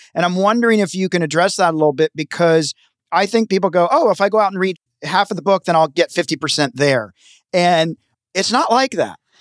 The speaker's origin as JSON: {"language": "English", "region": "Tennessee", "country": "United States", "tie": "born or raised there", "moved": "yes", "lives_now": "Los Angeles, United States", "said": "I grew up in a small town in Tennessee, so I like rural"}